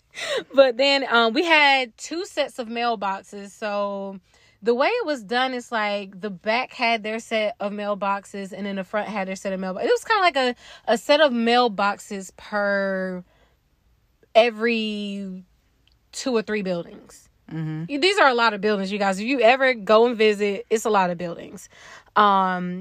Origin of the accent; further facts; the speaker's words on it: United States; That was my hood growing up in Wilson County